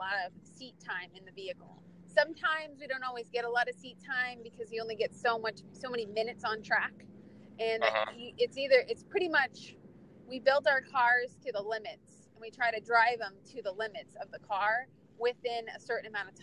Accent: Phoenix, Arizona, United States; I'm from Phoenix, Arizona, and I'm a time attack driver

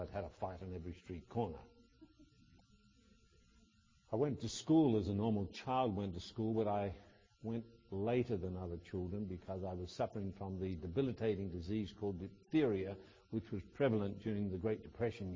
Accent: Australia; in Australia we have a farm called Victoria Downs

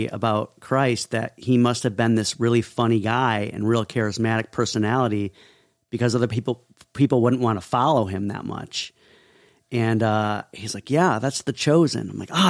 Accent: Indiana, United States; I'm from Northwest Indiana, about 45 minutes south of Chicago. And I grew up on a large family hog and grain farm.

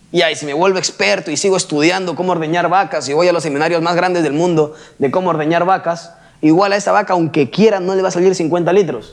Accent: Peru; yo venga a México siendo peruano

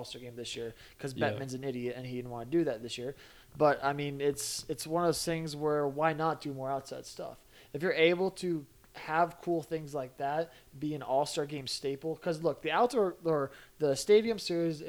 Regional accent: United States; as an American

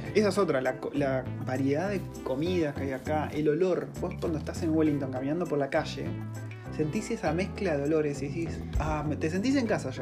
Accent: Argentina; now in New Zealand; yo como argentino

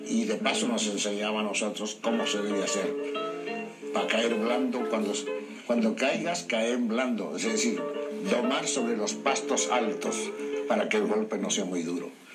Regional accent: Pergamino, Buenos Aires Province, Argentina; Nací en el campo, nací a, 30 kilómetros de ese pueblo

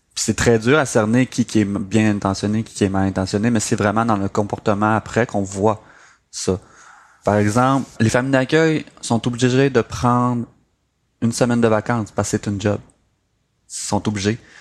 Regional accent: Saint-André, Quebec, Canada; also born or lived in Chibougamau / Mashteuiatsh; je me suis finalement euh, établi à Saint-André, un petit village euh, du lac Saint-Jean.

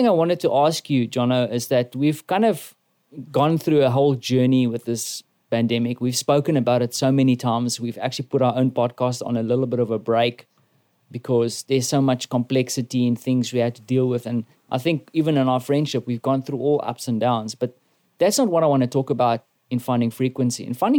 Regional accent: South Africa

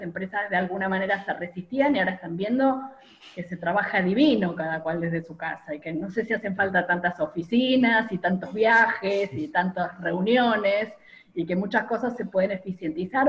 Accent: Argentina; moved away as an adult; also born or lived in Pittsburgh, United States / Rochester, United States / Cincinnati, United States; cuando volví a la Argentina

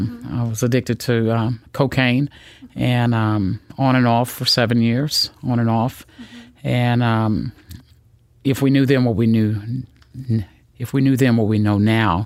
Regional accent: Simpsonville, Kentucky, United States; Well, I'm from Simpsonville, Kentucky, which is right outside of Shelbyville.

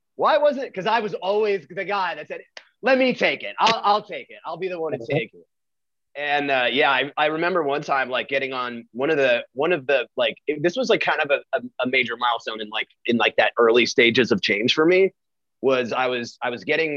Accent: New York, United States; now in Texas, United States; We're from New York

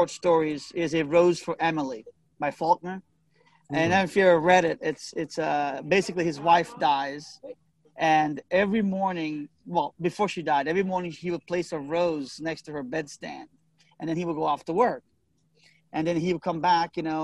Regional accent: Italy; moved away; as a boy growing up in Italy

